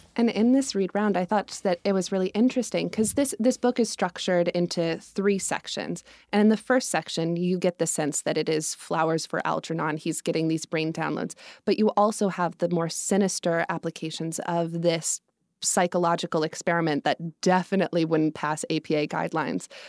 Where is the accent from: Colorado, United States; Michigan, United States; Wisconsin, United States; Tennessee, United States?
Colorado, United States; Evergreen; now in New York City, United States; I'm from Colorado. I grew up in a small mountain town just west of Denver, up in the foothills